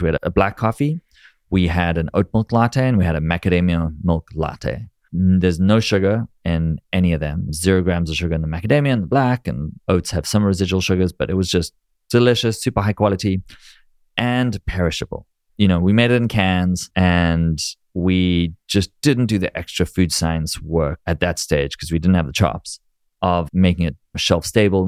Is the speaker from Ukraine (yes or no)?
no; South Africa; moved away as an adult; also born or lived in Israel / New York; now in United States; growing up in South Africa